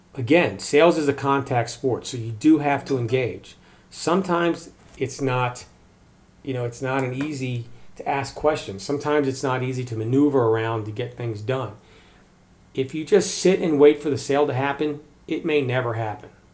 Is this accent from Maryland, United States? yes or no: yes; Maryland, United States; now in Colorado, United States; I grew up in Maryland